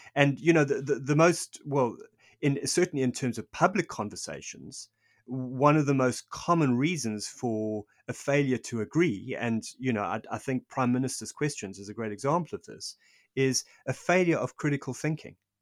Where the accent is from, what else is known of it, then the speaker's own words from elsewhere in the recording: South Africa; I'm South African. I lived through this. I lived through apartheid